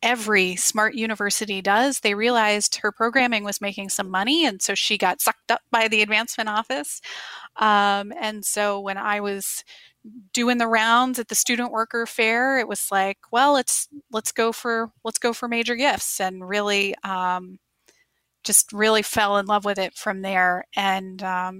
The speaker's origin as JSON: {"language": "English", "region": "Maryland", "country": "United States", "tie": "born or raised there", "also_born_or_lived": "Nashville, Tennessee / San Diego, California", "moved": "as an adult", "said": "I grew up, my husband and I are high school sweethearts. So we met in middle school and, in Maryland"}